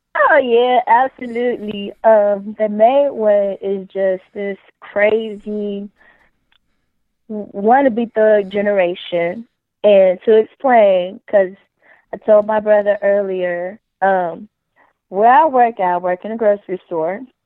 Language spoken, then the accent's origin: English; Oakland, California, United States; also born or lived in Los Angeles, California; now in Arizona, United States; I'm from Oakland in L